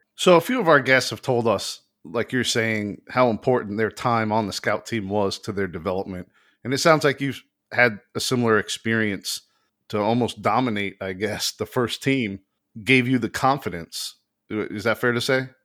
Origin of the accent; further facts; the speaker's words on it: South Florida, United States; We grew up in South Florida